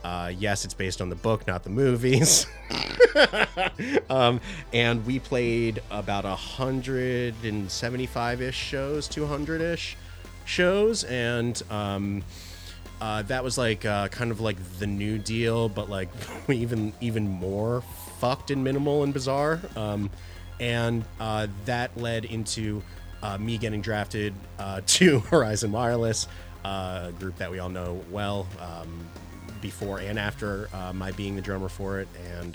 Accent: Philadelphia, Pennsylvania, United States; we're from Philadelphia.

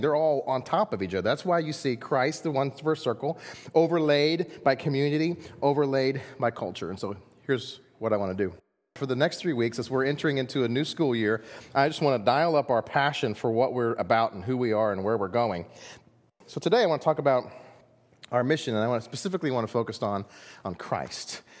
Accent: United States; we're American

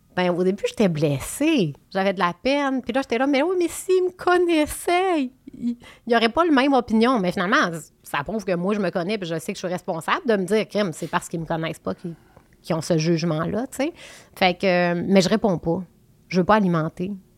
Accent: Quebec, Canada; now in Montérégie, Canada; je suis une fille du Saguenay-Lac-Saint-Jean. Ben, maintenant, j'habite en Montérégie, mais je veux dire, je viens du Saguenay-Lac-Saint-Jean

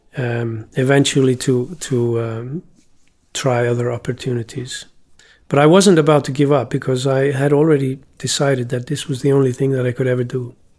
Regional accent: Iceland; when I was growing up in Iceland

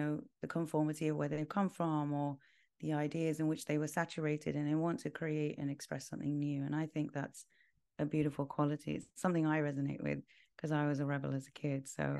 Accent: London, United Kingdom; moved away as an adult; now in Los Angeles, United States; I'm from London, but I live in LA.

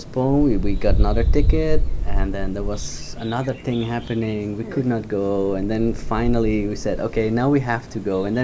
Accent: Netherlands; English is a second language; moved away as an adult; now in Bali, Indonesia; from Holland, now living in Indonesia

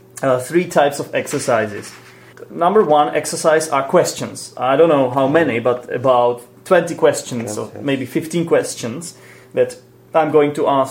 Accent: Poděbrady, Central Bohemian Region, Czechia; Jirka is from Poděbrady, and so am

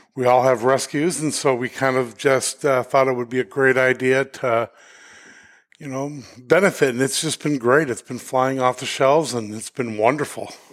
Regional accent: Denver, Colorado, United States; moved away as an adult; now in New Hampshire, United States; we're originally from Denver

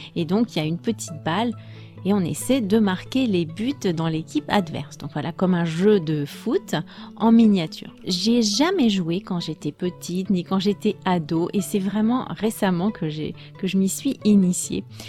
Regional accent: France; je suis française

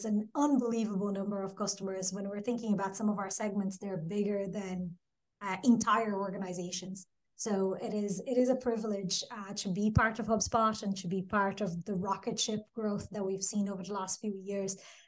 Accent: Brazil; English is a second language; moved away as an adult; now in Dublin, Ireland; And yeah, Dublin is home, definitely, but that's not where I'm from, or I'm originally from Brazil. But yeah, 14 years later, Dublin is definitely become home.

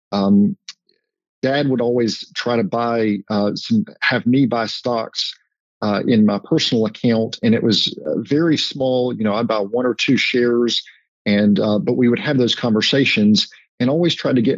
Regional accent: High Point, North Carolina, United States; I grew up in High Point

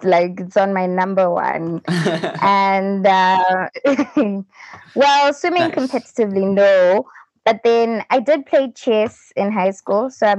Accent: Zimbabwe; I come from Zimbabwe. That's in Africa, Southern Africa. I'm dual ethnic, so I'm Ndebele and I'm Shona, which are two tribes that are here in Zimbabwe.

